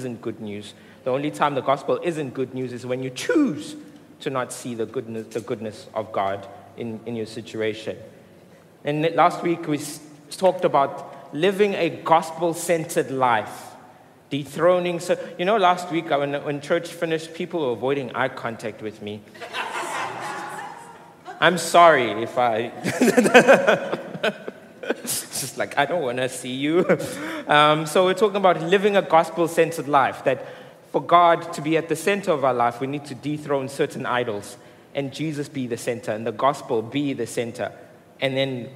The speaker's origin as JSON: {"language": "English", "town": "Mooi River", "region": "KwaZulu-Natal", "country": "South Africa", "moved": "yes", "lives_now": "Durban, South Africa", "said": "I come from Moy River."}